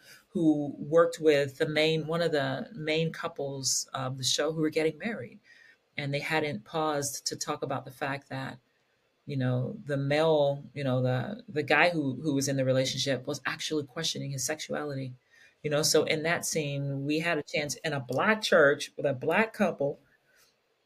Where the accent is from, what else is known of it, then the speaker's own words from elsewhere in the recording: Kentucky, United States; I was this little queer Black kid growing up in Kentucky